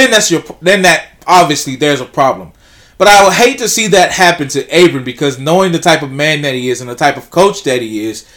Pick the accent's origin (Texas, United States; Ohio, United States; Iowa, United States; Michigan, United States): Texas, United States; Pittsburg; growing up in Pittsburgh